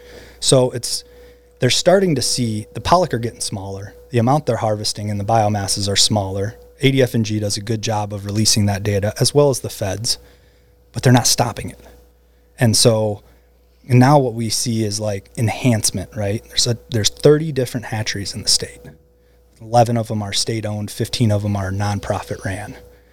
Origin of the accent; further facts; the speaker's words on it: Midwest, United States; You know, the fields where I grew up in the Midwest, they used to turn over every year.